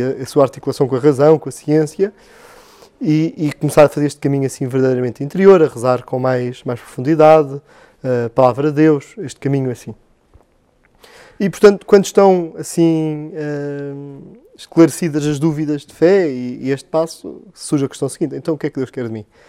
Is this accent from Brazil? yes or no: no; Belas, Lisbon, Portugal; paróquia de Belas, eh, de onde sou natural